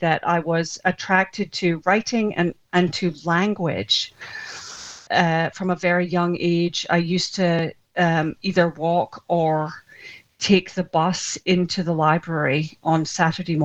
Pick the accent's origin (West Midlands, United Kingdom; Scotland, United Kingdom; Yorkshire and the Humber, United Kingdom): Scotland, United Kingdom; now in United States; I was born in Scotland and adopted in Scotland as well by Scottish parents, and did my growing up there. And then subsequently, the whole family emigrated